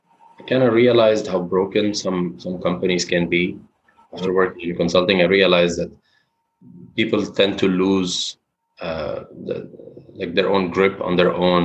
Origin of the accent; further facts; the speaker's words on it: Lebanon; moved away as an adult; also born or lived in United States; now in New York City, United States; born and raised in Lebanon